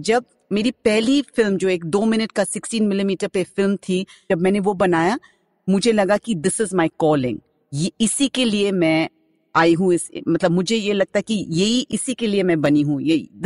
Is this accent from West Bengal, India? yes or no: yes; West Bengal, India; first language Bengali; Hindi is a second language; मैं पहले आपको ये बताना चाहती हूँ कि मैं बंगाली हूँ तो मेरा हिंदी बहुत बुरी है